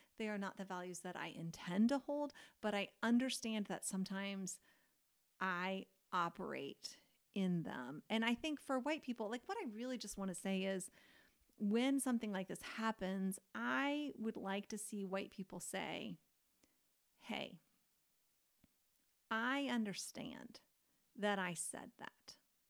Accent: Kentucky, United States; Because I'm from Kentucky.

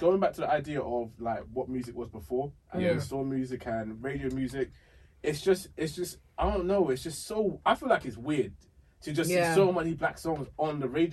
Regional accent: Essex, East of England, United Kingdom; growing up in Essex to say you were African, yeah, was like a thing

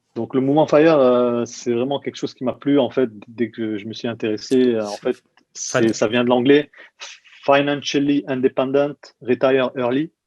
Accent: Nice, Provence-Alpes-Côte d'Azur, France; moved away as an adult; also born or lived in London, United Kingdom / Malmö, Sweden / Germany; now in Munich, Germany; je suis de Nice, j'ai grandi à Nice

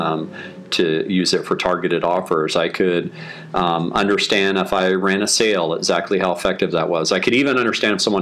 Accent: Austin, Texas, United States; I'm from Austin.

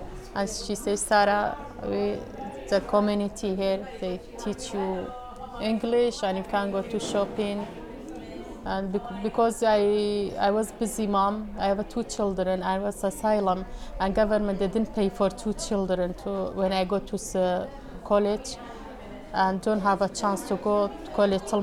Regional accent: Kurdistan Region, Iraq; English is a second language; moved away as an adult; now in Glasgow, United Kingdom; I come from Kurdistan, north of Iraq. I've been in Scotland since 2003.

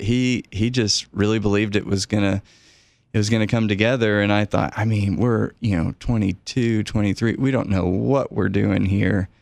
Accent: Knoxville, Tennessee, United States; moved away as an adult; also born or lived in Prague, Czech Republic; I grew up in Knoxville and my dad just retired, but was a professor at the university

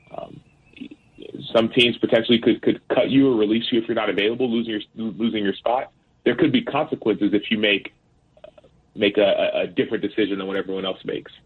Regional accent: Dallas, Texas, United States; the school that I went to in first and second grade, it was a, in a predominantly black neighborhood in South Oak Cliff in Dallas

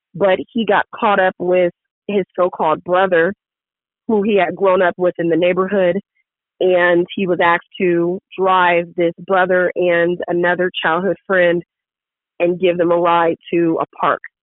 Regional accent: San Diego, California, United States; in San Diego, which is my hometown. I love it. Born and raised in San Diego

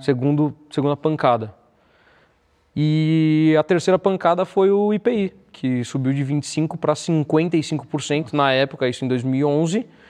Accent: São Paulo, Brazil; a minha família família de classe média baixa da Zona Leste, então nasci no Tatuapé

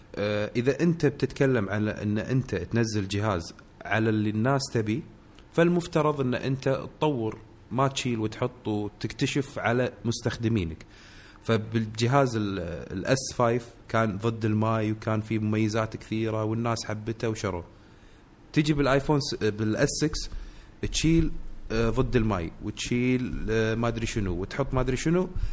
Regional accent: Kuwait; عندنا بالكويت

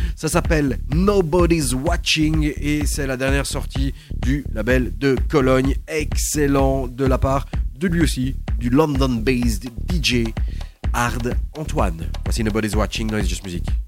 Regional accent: Belgium; on revient chez nous en Belgique

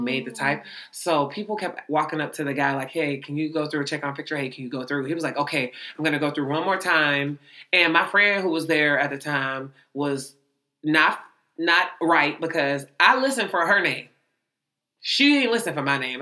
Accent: Youngstown, Ohio, United States; Youngstown, Ohio

